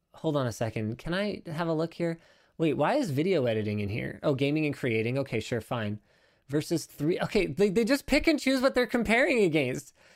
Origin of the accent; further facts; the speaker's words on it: Canada; I'm Canadian